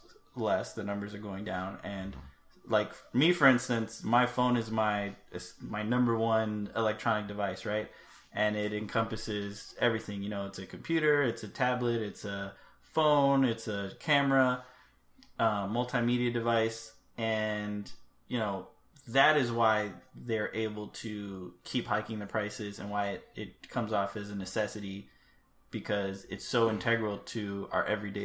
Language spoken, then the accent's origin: English; United States; we're American